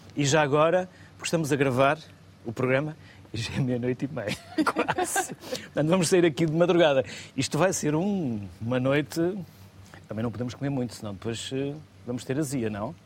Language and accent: Portuguese; the North, Norte, Portugal; eu sou do Norte